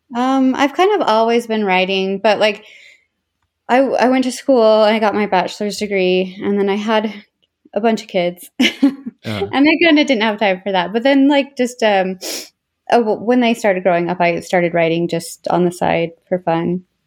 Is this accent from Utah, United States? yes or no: yes; Tooele County area, Utah, United States; also born or lived in Orem, Utah / West Valley City, Utah / Erda, Utah / Stansbury Park, Utah; I was born in Orem, then moved to West Valley where I lived till I was ten, and then we moved to Erda